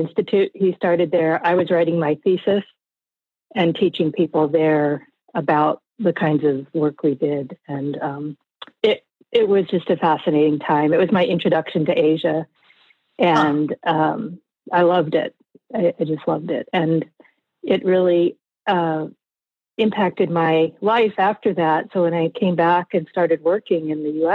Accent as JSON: {"language": "English", "country": "United States", "said": "as an American"}